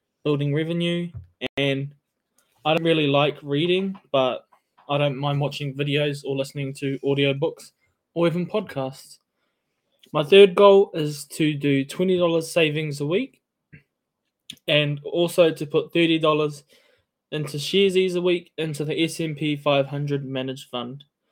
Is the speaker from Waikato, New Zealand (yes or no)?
yes; Tokoroa, Waikato, New Zealand; I'm from Tokoroa